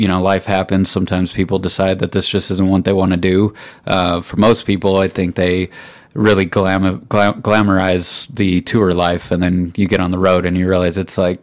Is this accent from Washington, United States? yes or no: no; Pueblo, Colorado, United States; I'm from Pueblo.